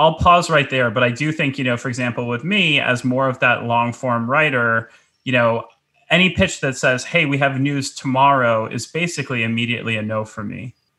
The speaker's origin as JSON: {"language": "English", "town": "New York City", "region": "New York", "country": "United States", "said": "as a New Yorker"}